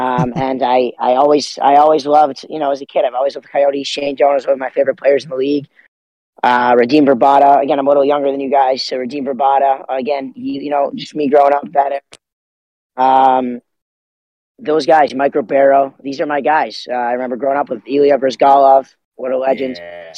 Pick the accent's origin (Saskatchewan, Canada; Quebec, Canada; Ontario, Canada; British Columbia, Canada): Ontario, Canada; Toronto; I'm from Toronto.